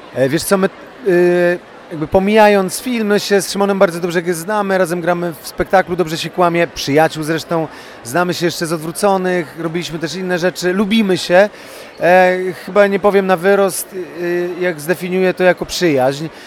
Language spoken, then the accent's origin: Polish; Łódź, Łódź Voivodeship, Poland; jestem chłopakiem z Łodzi z Bałt, więc to jak się wypija z mlekiem matki te pewne zachowania